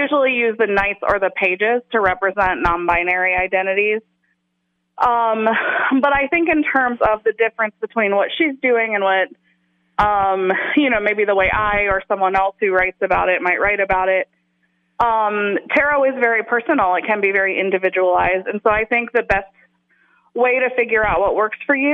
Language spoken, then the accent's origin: English; the South, United States; moved away; I was a white person growing up in the South in the closet. When I went into the world and I didn't live there anymore